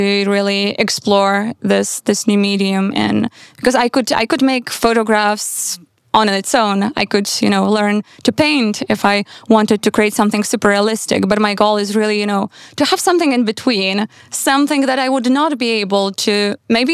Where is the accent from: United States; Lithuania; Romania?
Lithuania; Vilnius, Vilnius County; moved away; also born or lived in Warsaw / Berlin / Vienna; I grew up in Vilnius, but then I moved to Warsaw, and then I lived in Berlin and Vienna.